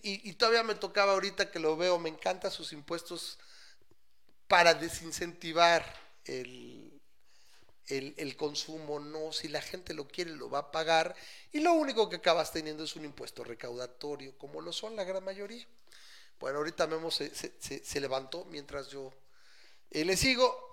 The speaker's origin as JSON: {"language": "Spanish", "country": "Mexico", "said": "yo soy mexicano"}